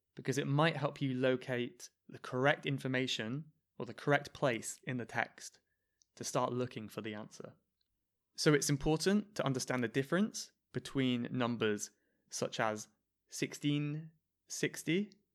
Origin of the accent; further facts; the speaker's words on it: United Kingdom; I'm British